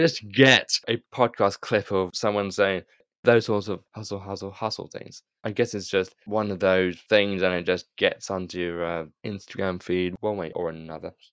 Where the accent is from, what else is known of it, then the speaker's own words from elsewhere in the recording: United Kingdom; as a Brit